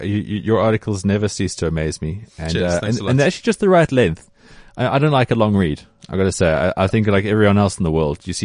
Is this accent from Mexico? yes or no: no; South Africa; as a South African